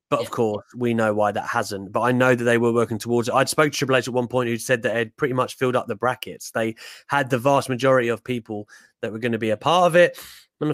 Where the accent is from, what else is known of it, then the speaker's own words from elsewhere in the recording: England, United Kingdom; also born or lived in Newcastle; my family are from there, although my accent doesn't help that, of course, because I'm born down south